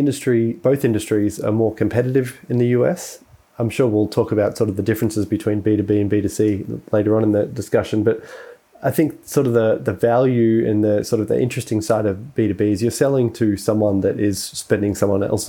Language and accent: English; Australia; also born or lived in United States; as an Australian